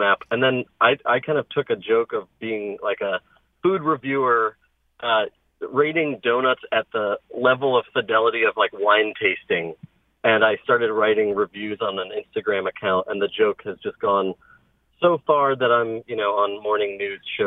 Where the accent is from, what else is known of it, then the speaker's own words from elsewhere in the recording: New Fairfield, Connecticut, United States; I was born and raised in Connecticut, grew up in around New Fairfield.